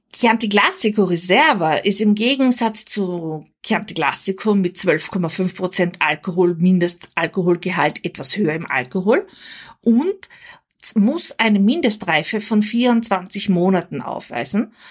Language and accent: German; Austria; Als Österreicherin